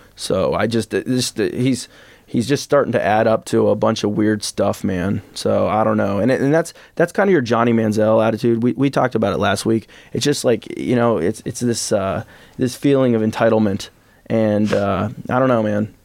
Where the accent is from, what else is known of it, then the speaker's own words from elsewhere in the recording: Champaign, Illinois, United States; I'm from Champaign, Illinois.